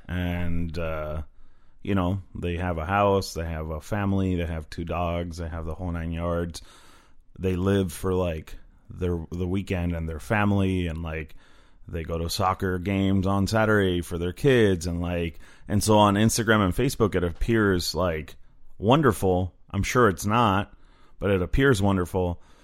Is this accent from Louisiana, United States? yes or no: no; Phoenix, Arizona, United States; also born or lived in Koreatown, Los Angeles; now in Los Angeles, United States; I grew up in Phoenix